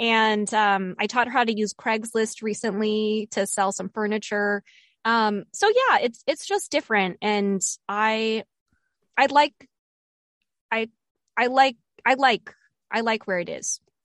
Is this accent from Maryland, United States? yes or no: yes; Bethesda, Maryland, United States; moved away; Bethesda, Bethesda, Maryland, which is where I grew up. So I'm going back to my hometown